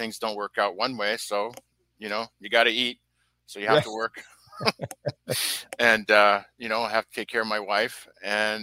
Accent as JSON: {"language": "English", "region": "British Columbia", "country": "Canada", "tie": "born or raised there", "also_born_or_lived": "France", "said": "I came to Canada at a young age, a young, tender age of four. And I grew up in a mostly English-speaking part of Canada, British Columbia"}